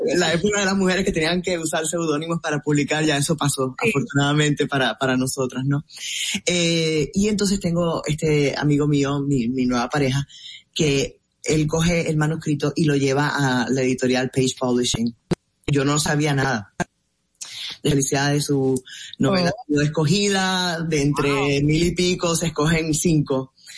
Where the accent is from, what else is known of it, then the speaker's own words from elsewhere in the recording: Puerto Rico; moved away as an adult; now in Miami, United States; yo nací en Puerto Rico y mi familia